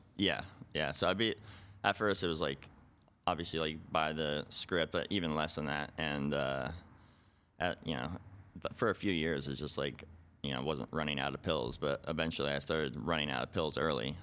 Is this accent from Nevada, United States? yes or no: yes; Boulder City, Nevada, United States; I'm from a little town called Boulder City, which is right outside of Las Vegas